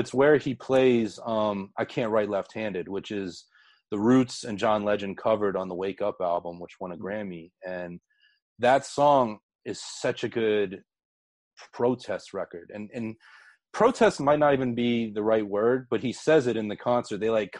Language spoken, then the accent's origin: English; Pittsburgh, Pennsylvania, United States; where I grew up in Pittsburgh.